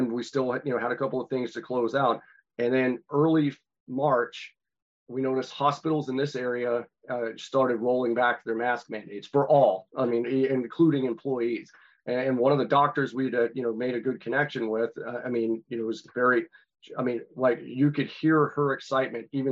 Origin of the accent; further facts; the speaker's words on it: North Carolina, United States; my home state of North Carolina